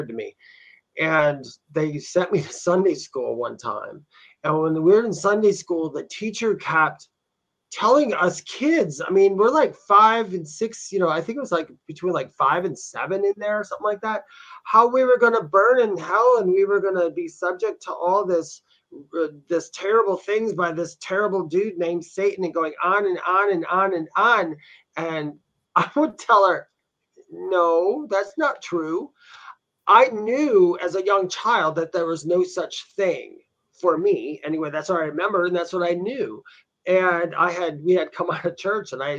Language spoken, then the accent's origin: English; Wisconsin, United States; now in Southern United States; growing up in Wisconsin, we had to, the rule was, me and my brothers, we had to go to church at least until we were 14